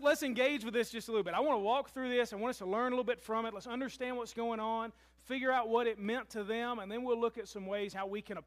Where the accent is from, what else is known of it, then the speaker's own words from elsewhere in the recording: Louisville, Kentucky, United States; moved away as an adult; now in Murray, United States; I'm from Louisville